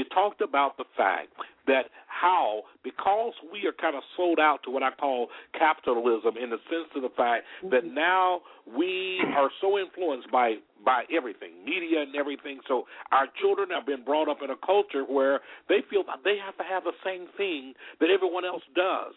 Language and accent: English; Alabama, United States; I grew up in Alabama